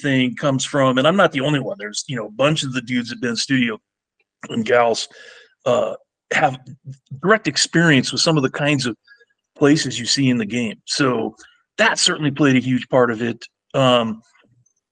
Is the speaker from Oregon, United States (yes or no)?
yes; Medford, Oregon, United States; When I grew up in Southern Oregon in Medford